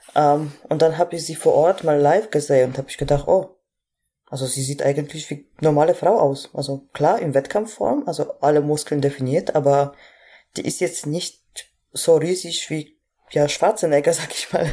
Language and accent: German; Poland; moved away as an adult; now in Germany; ich komme aus Polen ursprünglich, bin 2014 im Sommer nach Deutschland gekommen